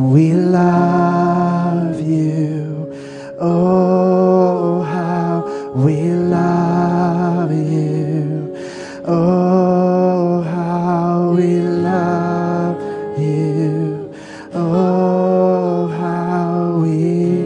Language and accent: English; the South, United States; I'm from the South.